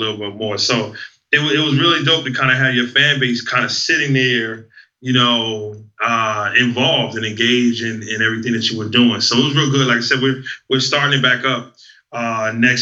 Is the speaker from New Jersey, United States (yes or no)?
yes; New Jersey, United States; growing up in Jersey, where I'm a kid hearing about the birth of hip-hop